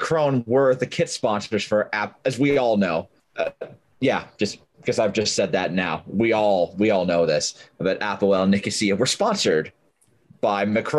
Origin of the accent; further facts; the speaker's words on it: Yorkshire and the Humber, United Kingdom; I'm from Yorkshire